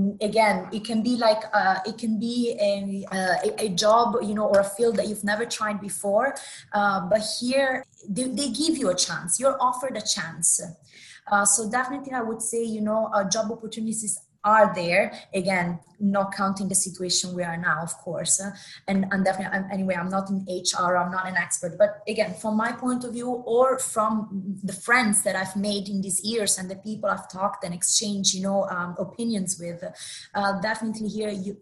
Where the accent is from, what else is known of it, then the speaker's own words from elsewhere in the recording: Italy; moved away as an adult; also born or lived in New York City; now in Dubai, United Arab Emirates; I come from Italy, from Italy itself as a country.